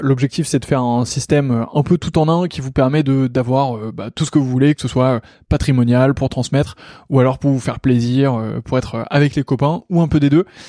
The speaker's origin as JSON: {"language": "French", "town": "Lille", "region": "Hauts-de-France", "country": "France", "said": "je suis aussi originaire de Lille"}